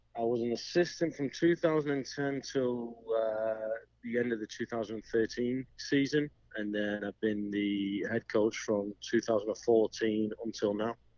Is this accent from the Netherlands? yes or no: no; Stockport, North West England, United Kingdom; moved away as an adult; also born or lived in Blackburn, England / Daytona Beach, Florida; now in United States; I'm from Stockport, England, which is uh, which is in Greater Manchester, and I went to Blackburn Rovers at the age of 11